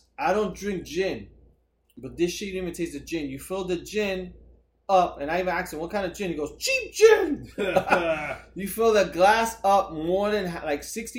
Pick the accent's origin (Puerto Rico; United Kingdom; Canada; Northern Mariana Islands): Puerto Rico